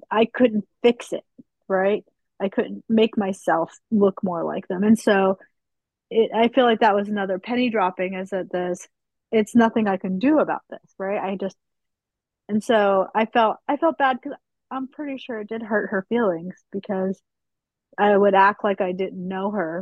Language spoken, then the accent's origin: English; Utah, United States; moved away; also born or lived in Pennsylvania, near Philadelphia; when we moved from Utah to Pennsylvania, near Philadelphia